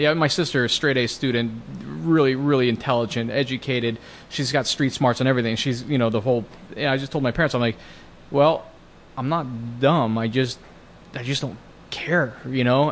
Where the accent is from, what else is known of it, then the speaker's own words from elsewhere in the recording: Bellevue, Washington, United States; I grew up in Washington State, up in, you know, the suburbs of Seattle in Bellevue